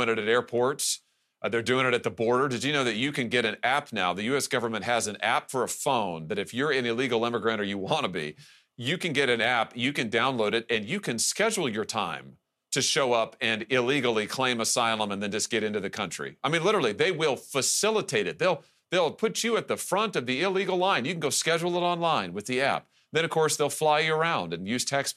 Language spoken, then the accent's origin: English; Missouri, United States; my home state of Missouri